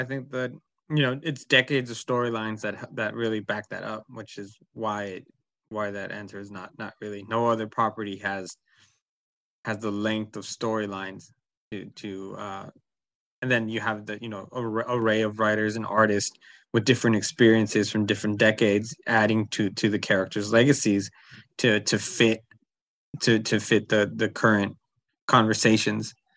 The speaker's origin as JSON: {"language": "English", "town": "Berkeley", "region": "California", "country": "United States", "tie": "born or raised there", "also_born_or_lived": "Oakland", "said": "I was born in Oakland and raised in Berkeley"}